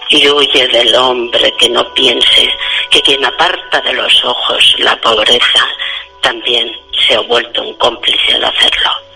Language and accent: Spanish; Pamplona, Navarre, Spain; now in Canary Islands, Spain